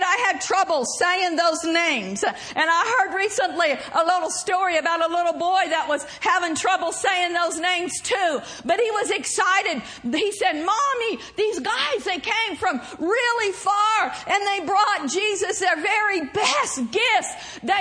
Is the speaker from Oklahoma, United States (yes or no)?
yes; Oklahoma, United States; accent: Southern; moved away; I grew up in Oklahoma